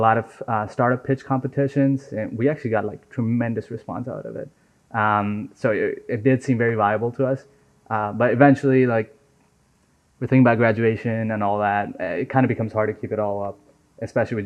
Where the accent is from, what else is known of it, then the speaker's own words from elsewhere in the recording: Nepal; now in United States; So I was born and raised in Nepal